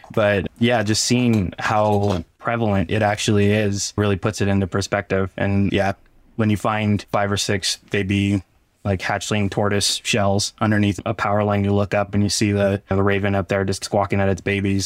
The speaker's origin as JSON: {"language": "English", "town": "Barstow", "region": "California", "country": "United States", "tie": "born or raised there", "said": "I was born and raised in Barstow, California"}